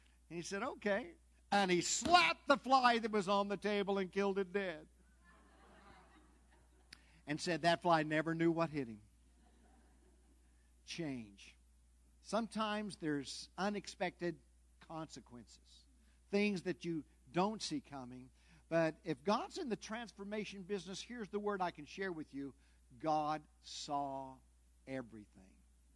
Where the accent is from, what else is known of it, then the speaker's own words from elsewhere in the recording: Southern California, United States; moved away; I'm from Southern California